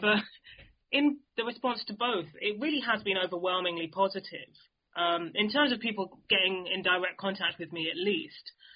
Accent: London, United Kingdom; growing up in London

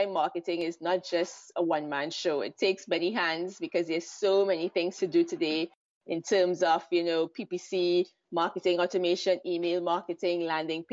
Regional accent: Trinidad & Tobago; moved away as an adult; also born or lived in London; now in Israel; I'm originally from Trinidad and Tobago, which is in the Caribbean, but I moved to Israel 12 years ago

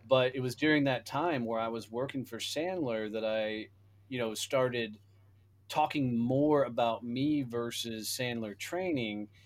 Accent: Fort Worth, Texas, United States; my hometown of Fort Worth, Texas

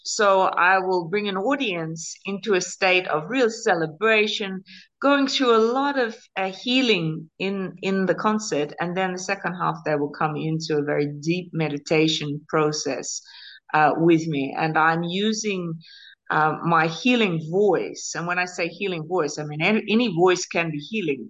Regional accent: Australia; moved away as an adult; By blood, I'm an Australian mix, Celtic roots, Australian born.

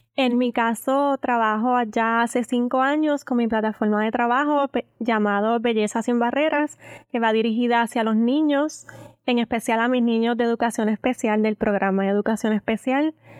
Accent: Aguadilla, Puerto Rico; el pueblo que me vio nacer y crecer, mi querida Aguadilla

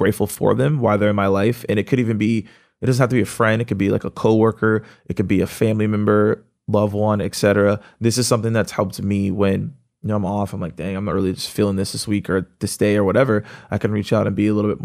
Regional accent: Atlanta, Georgia, United States; I'm from Atlanta.

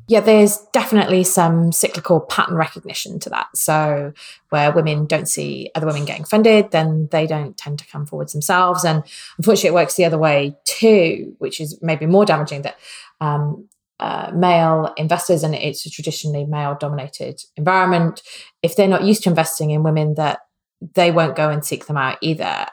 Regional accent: Wales, United Kingdom; I'm Welsh

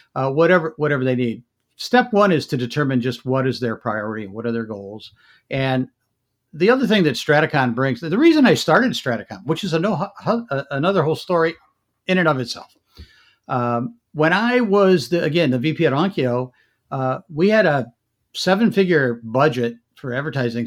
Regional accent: Michigan, United States; moved away as an adult; also born or lived in New Jersey; I grew up in Michigan

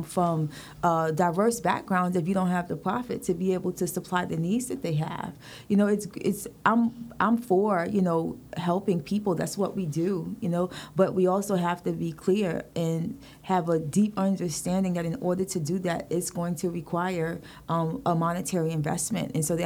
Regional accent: New York City, New York, United States; growing up in Brooklyn

